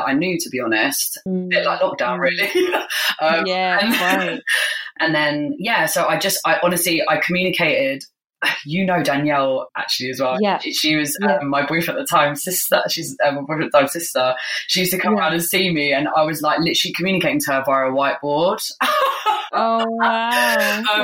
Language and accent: English; United Kingdom; as British people